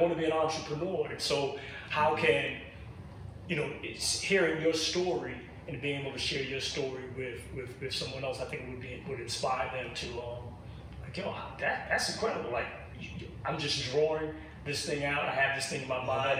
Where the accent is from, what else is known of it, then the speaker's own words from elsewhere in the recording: New York City, New York, United States; I grew up in Brooklyn Bed Stuy